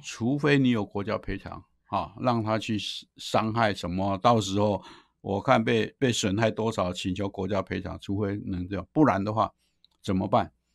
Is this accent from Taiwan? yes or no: yes; Taiwan; 尤其是我们台湾人那么多哈